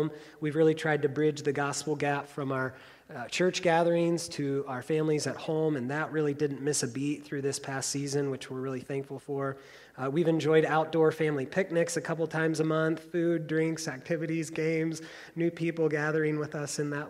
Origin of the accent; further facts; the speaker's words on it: Central Illinois, United States; I grew up in Central Illinois